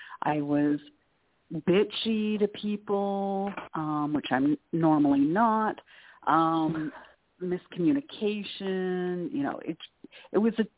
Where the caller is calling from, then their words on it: Canada; Oh, hi, Claire. … from Canada.